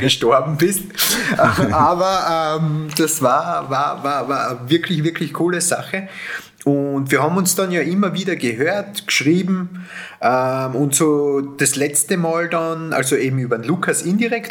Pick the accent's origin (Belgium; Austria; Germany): Austria; ich bin ja kein Deutscher und, und, und komme aus dem österreichischen